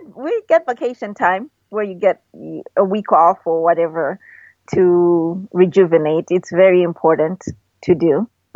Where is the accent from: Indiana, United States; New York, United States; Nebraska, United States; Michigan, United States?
Michigan, United States; it's Midwest, it reminds me of where I grew up in Michigan.